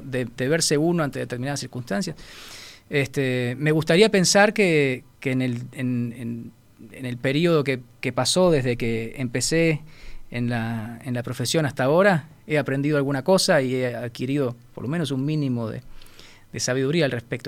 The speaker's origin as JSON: {"language": "Spanish", "country": "Uruguay", "said": "Yo soy un director uruguayo. Quiero dirigir en Uruguay"}